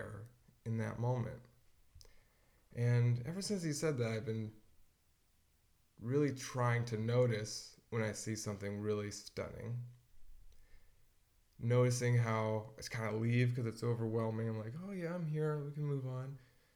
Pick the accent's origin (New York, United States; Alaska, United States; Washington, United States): Washington, United States; growing up in Washington